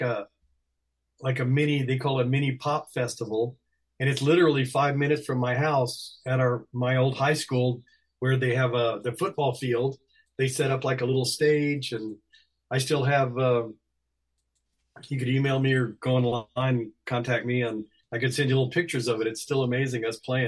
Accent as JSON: {"language": "English", "region": "Texas", "country": "United States", "tie": "born or raised there", "said": "I was born in Texas"}